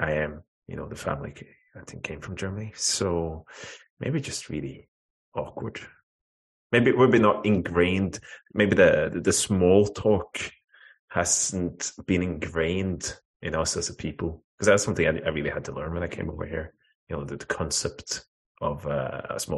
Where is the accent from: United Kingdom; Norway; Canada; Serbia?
Norway; Oslo; Oslo. So that always excites me. So, you know, my hometown